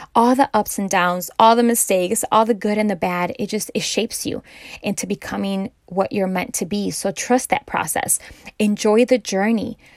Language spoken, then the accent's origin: English; Chicago, Illinois, United States; I'm from Chicago